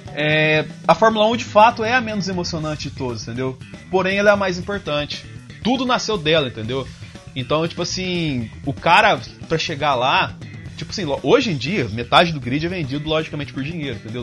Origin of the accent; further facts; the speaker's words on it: south of Minas Gerais, Brazil; eu sou do sul de Minas Gerais, apesar meu pai é de São Paulo, mas a minha mãe é do sul de Minas